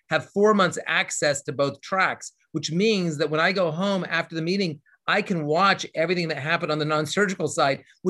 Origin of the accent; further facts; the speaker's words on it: Indiana, United States; also born or lived in Los Angeles, California; now in Louisville, United States; I'm from Indiana, so it's right next door